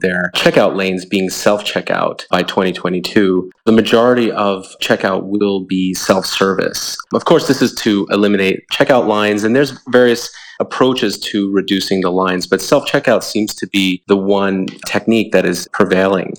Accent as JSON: {"language": "English", "region": "New York", "country": "United States", "said": "I hail from New York"}